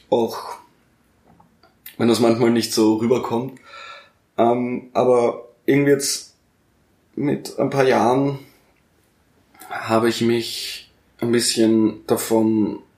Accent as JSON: {"language": "German", "region": "Lower Austria", "country": "Austria", "lives_now": "Vienna, Austria", "said": "Sondern Niederösterreich."}